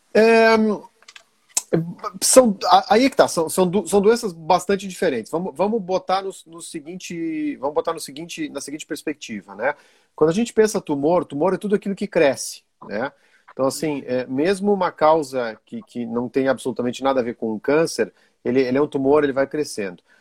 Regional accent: Brazil; also born or lived in Rio Grande do Sul / Italy / Belgium; now in Santa Catarina, Brazil; Eu sou brasileiro

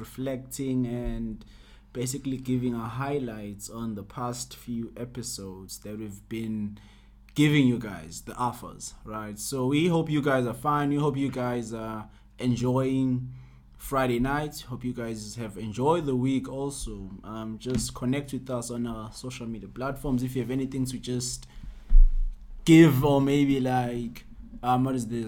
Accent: Ladysmith, KwaZulu-Natal, South Africa; I'm from Peacetown, Lady Smith

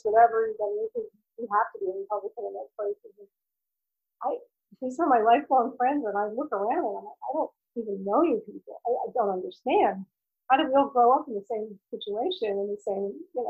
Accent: Totowa, New Jersey, United States; also born or lived in Little Falls, New Jersey; My primary home is in Little Falls, and that is right next to Totowa, which is where I grew up

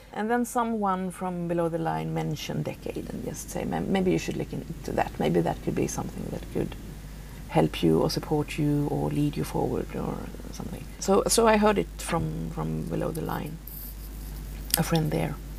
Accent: southern Sweden, Sweden; moved away as an adult; now in Stockholm, Sweden; I was raised out in the in the wilderness, you can say, uh, in the south of Sweden

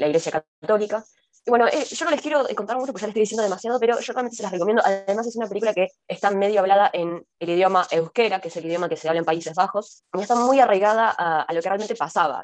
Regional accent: Argentina; siendo argentinas

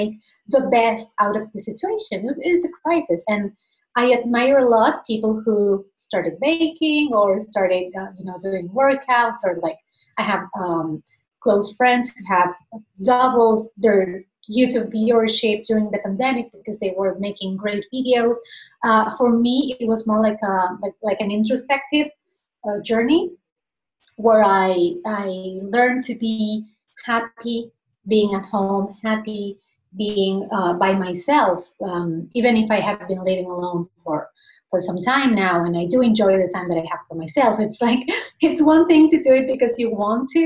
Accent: Argentina; now in Spain; I'm originally from Argentina. Like I'm currently living in Spain, but I was born and raised in Argentina.

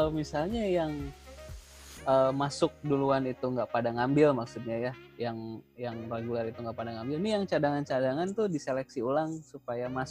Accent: Gorontalo, Indonesia; maaf saya kan orang Gorontalo nggak bisa ngomong F.

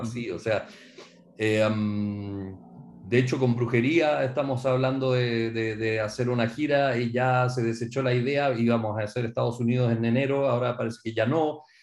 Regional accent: Chile; moved away; para mí como chileno

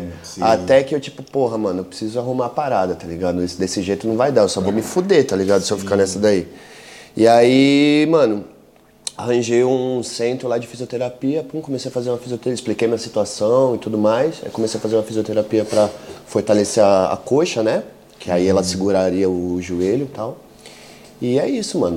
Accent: São Paulo, Brazil; Eu sou de São Paulo, uhum. da Zona Sul de São Paulo

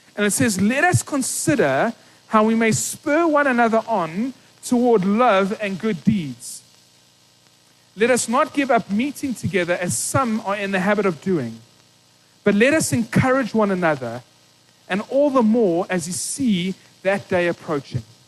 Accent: East London, Eastern Cape, South Africa; I grew up in East London, small little town in the Eastern Cape

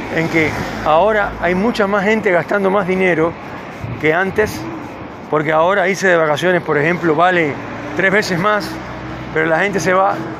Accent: Cuba; now in Neuquén, Argentina; vengo de Cuba, del calor.

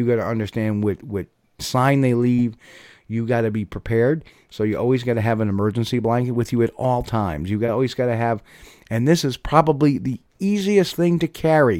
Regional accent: Texas, United States; I'm from Texas

